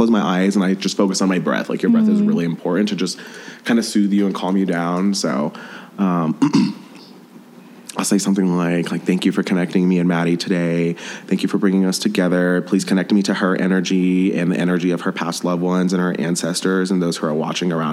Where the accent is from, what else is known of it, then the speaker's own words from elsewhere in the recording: Denver, Colorado, United States; moved away as an adult; now in Los Angeles, United States; I'm originally from Denver, but now I live in LA. I moved there earlier this year